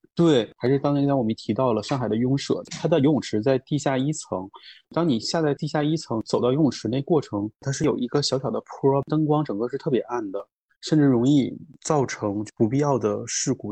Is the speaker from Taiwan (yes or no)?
no; Northeast China, China; 我作为一个东北人